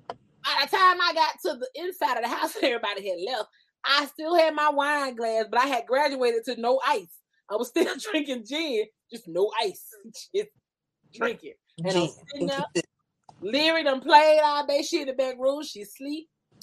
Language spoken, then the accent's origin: English; Miami, Florida, United States; I'm just saying, you know, I'm from Miami. We just don't get down like that.